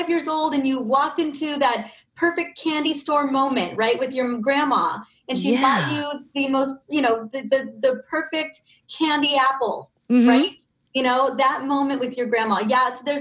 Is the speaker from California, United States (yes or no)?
yes; Ventura, California, United States; I grew up in Ventura, California, and there are lemon and orange groves everywhere